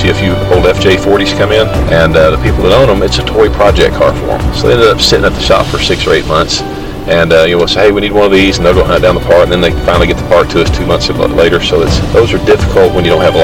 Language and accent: English; Benbrook, Texas, United States; also born or lived in Dallas, Texas / Mesquite, Texas; My parents moved to Benbrook and September 68 with my dad's job, and lived there ever since.